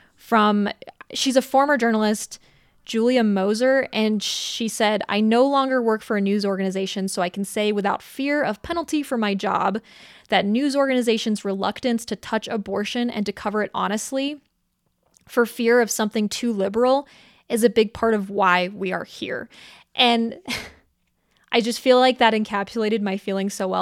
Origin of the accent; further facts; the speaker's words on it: Colorado Springs, Colorado, United States; Colorado Springs is my hometown